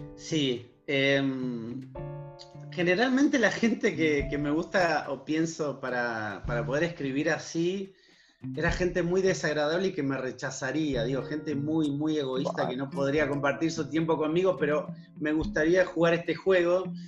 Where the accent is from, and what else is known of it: Argentina